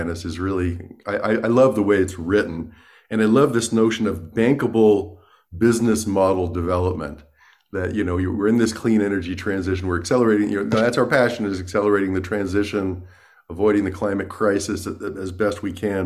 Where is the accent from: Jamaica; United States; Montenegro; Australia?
United States; New York City, New York; That's my hometown